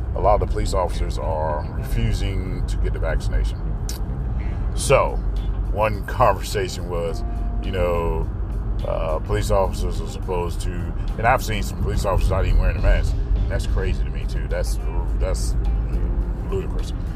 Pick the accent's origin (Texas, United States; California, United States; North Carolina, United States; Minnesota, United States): North Carolina, United States; I grew up in North Carolina